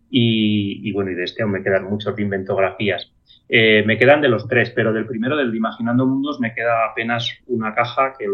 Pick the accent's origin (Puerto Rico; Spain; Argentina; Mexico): Spain; Molina; also born or lived in Aragon; en mi pueblo, en Molina